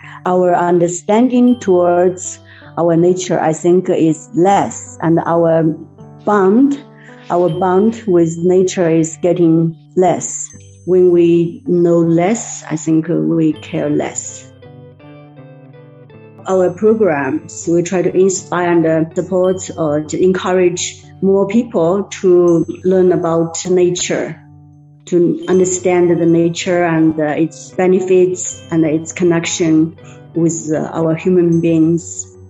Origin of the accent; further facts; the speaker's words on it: Yunnan, China; I'm from Yunnan.